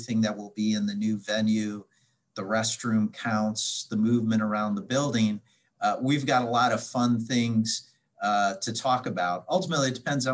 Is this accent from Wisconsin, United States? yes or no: yes; Milwaukee, Wisconsin, United States; now in Cincinnati, United States; back in my hometown of Milwaukee